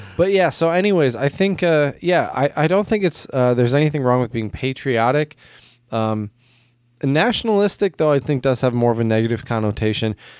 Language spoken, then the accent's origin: English; United States; as an American